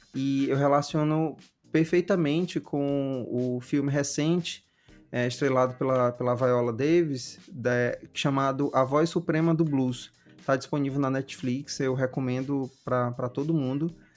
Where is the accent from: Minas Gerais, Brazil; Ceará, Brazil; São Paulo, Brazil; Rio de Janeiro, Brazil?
Ceará, Brazil; Fortaleza; Eu cresci no Bom Jardim, passei na universidade, passei a, a estudar no Benfica